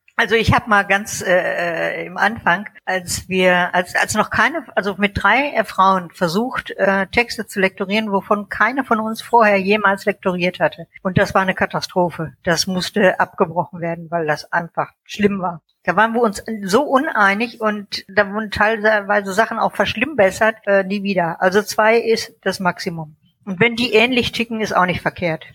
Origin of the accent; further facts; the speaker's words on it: North Rhine-Westphalia, Germany; moved away; also born or lived in Munich; in München geboren, in NRW aufgewachsen und lebe inzwischen äh, in der deutschen Toskana